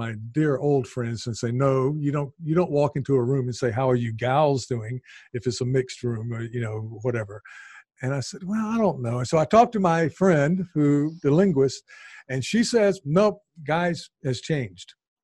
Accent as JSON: {"language": "English", "region": "American South", "country": "United States", "accent": "American Southern", "moved": "yes", "lives_now": "Japan", "said": "I'm from the American South"}